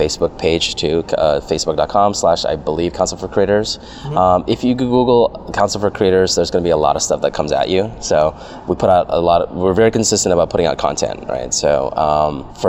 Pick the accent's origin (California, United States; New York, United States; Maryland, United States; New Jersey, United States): California, United States; San Jose; now in Los Angeles, United States; I grew up in San Jose, so I grew up a Sharks fan